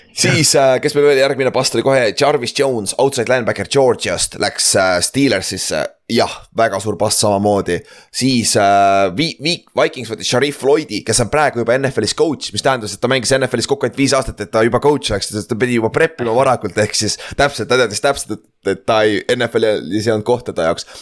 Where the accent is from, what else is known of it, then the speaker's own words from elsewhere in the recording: Estonia; me oleme eestlased